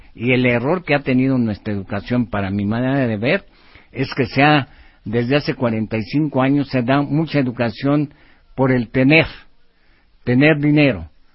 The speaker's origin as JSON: {"language": "Spanish", "country": "Mexico", "said": "nuestro México"}